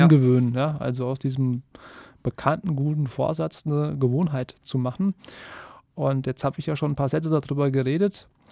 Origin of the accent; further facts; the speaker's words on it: Kassel, Hesse, Germany; ich komme aus Kassel